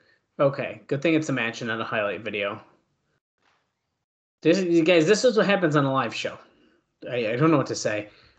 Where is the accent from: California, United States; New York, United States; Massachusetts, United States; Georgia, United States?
New York, United States; New York City; We're from New York City.